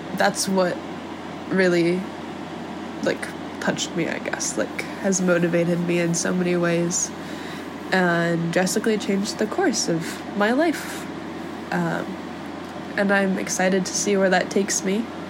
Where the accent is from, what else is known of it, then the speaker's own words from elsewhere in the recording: San Diego, California, United States; moved away; also born or lived in Chicago, Illinois; I'm from San Diego. I was born in Pacific Beach and partially raised in La Jolla